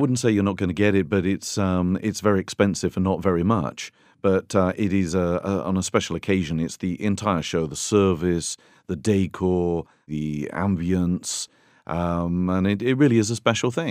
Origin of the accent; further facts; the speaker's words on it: United Kingdom; now in Tuscany, Italy; I'm a Brit